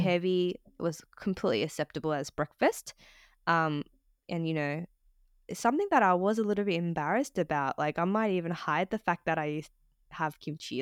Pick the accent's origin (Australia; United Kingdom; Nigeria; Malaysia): Australia; Sydney, New South Wales; I was born and raised in Australia, um, in Sydney